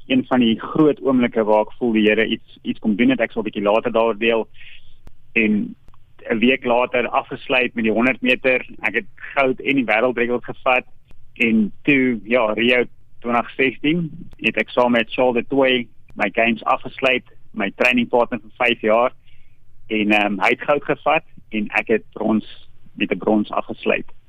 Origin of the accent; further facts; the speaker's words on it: Virginia, Free State, South Africa; ek is gebore in Virginia in die Vrystaat